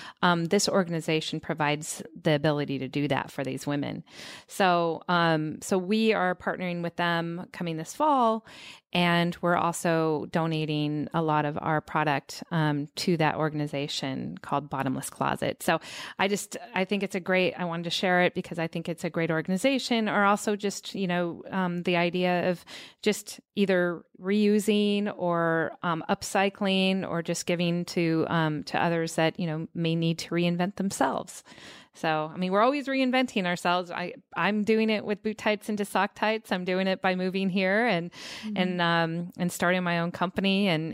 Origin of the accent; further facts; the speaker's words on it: Seattle, Washington, United States; Well, I come from Seattle